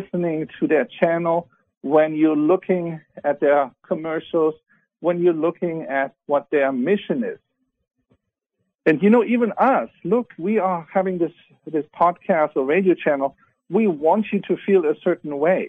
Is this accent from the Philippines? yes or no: no; Germany; moved away; I was born in Germany.